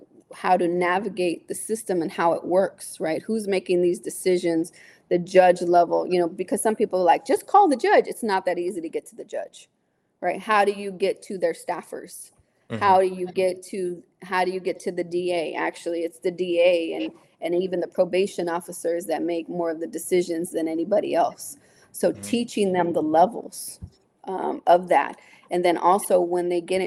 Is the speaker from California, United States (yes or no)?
yes; San Jose, California, United States; I'm from San Jose. People know me here